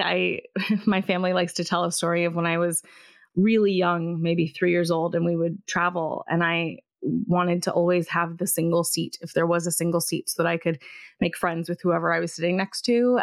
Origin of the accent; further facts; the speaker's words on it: Davenport, Iowa, United States; now in Ithaca, United States; I grew up in Davenport, Iowa, and I have lived almost since I left Iowa, I've lived in Ithaca, New York